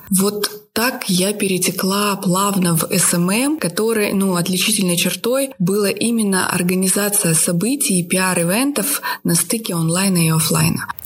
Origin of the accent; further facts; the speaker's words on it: Almaty, Kazakhstan; born there; И я уехала пожить в Казахстан, в город, где я родилась, в Алмату.